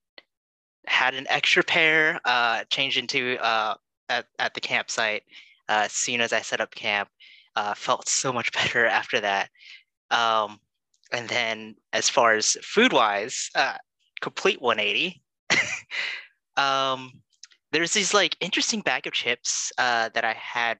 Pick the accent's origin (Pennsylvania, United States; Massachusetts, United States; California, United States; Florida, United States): California, United States; also born or lived in Oregon; Born and raised in California, pretty much been living here for most of my life